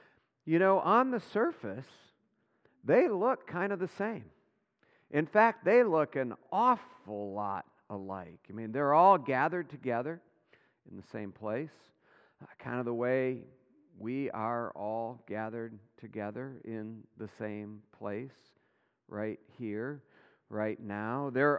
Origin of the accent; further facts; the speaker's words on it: Michigan, United States; Remember this even as a young man growing up in West Michigan.